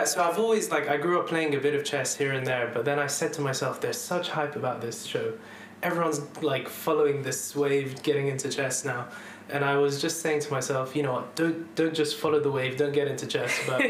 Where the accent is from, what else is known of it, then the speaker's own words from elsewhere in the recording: Dubai, United Arab Emirates; moved away as an adult; also born or lived in London; now in United Kingdom; I was born in London, grew up actually then in Dubai when my family moved out there. I spent 11 years there. And after that, I moved back to UK for uni.